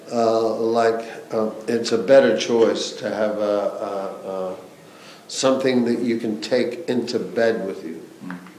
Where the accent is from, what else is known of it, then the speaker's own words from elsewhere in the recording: United States; as an American